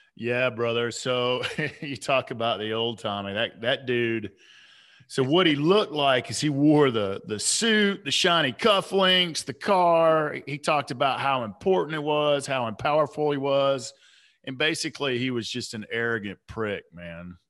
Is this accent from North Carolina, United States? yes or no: no; Atlanta, Georgia, United States; I grew up on the South side of Atlanta